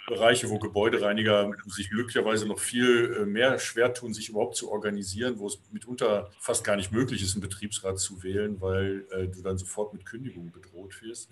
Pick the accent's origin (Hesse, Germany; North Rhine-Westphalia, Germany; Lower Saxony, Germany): North Rhine-Westphalia, Germany; Ahlen; In meiner Heimatstadt Aalen in Westfalen